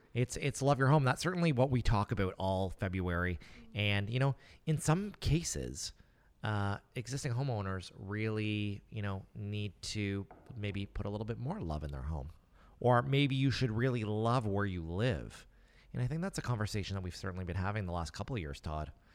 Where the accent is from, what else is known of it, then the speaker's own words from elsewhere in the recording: Nova Scotia, Canada; I live and work, and I'm from Nova Scotia.